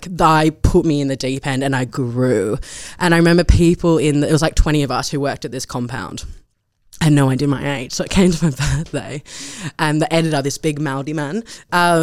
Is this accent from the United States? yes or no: no; Australia; moved away as an adult; now in London, United Kingdom; I left this small town and come back and I realised how beautiful my hometown was